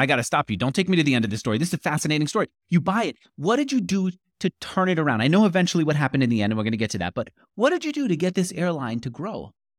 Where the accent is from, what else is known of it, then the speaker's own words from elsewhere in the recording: New York, United States; moved away as an adult; also born or lived in California; now in Austin, Texas, United States; I grew up in New York